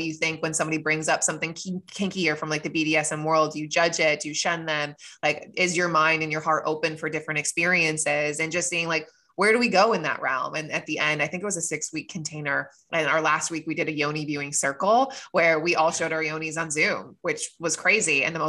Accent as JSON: {"language": "English", "country": "United States", "tie": "born or raised there", "said": "I was raised in America where we don't talk about these things, you know?"}